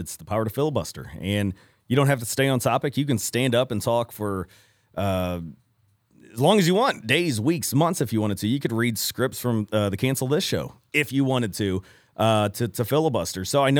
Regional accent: Ferguson, Missouri, United States; The mean streets of Ferguson, Missouri.

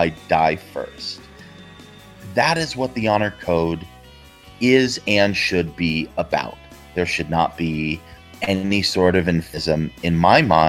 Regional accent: Provo, Utah, United States; growing up in Provo

